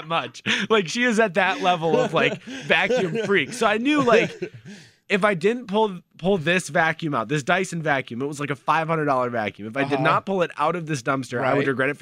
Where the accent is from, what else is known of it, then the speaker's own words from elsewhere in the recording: California, United States; moved away; I grew up in California